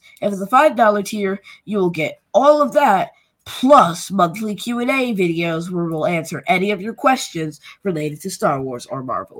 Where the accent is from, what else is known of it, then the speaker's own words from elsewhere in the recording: United States; I mean, I am American